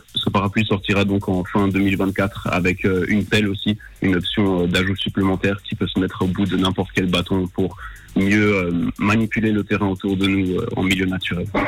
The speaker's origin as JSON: {"language": "French", "country": "Switzerland", "tie": "born or raised there", "said": "je suis né en Suisse"}